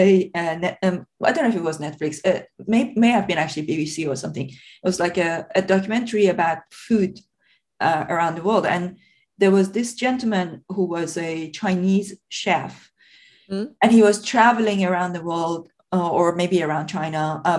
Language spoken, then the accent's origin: English; Iran; moved away; also born or lived in Scotland; when I was growing up in Iran